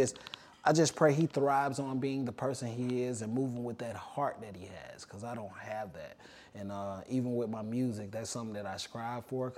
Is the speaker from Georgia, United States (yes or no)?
yes; Atlanta, Georgia, United States; it's cool growing up in Atlanta. We all know each other too.